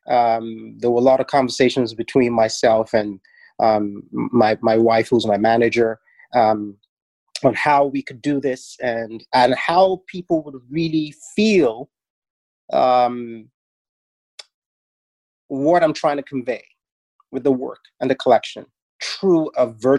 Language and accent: English; Nigeria; now in Toronto, Canada; growing up in Nigeria, head wraps was something every woman wore